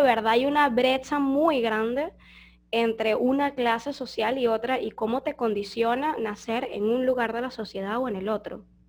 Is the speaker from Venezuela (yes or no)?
yes; Petare, Miranda, Venezuela; moved away as an adult; now in Foz do Iguaçu, Brazil; yo crecí en Petare, o sea, yo viví la mayor parte de mi vida en Petare